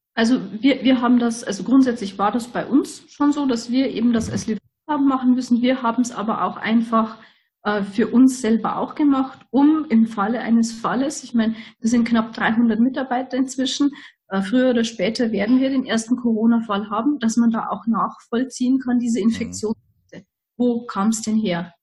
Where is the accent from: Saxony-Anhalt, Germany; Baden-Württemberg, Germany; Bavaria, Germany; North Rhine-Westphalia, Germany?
Bavaria, Germany; Lower; Ich komme aus ganz aus dem Südosten von Deutschland. Also wir sind Niederbayern